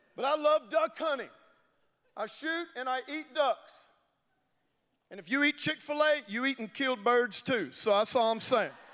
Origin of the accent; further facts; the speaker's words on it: Louisiana, United States; I'm from Louisiana.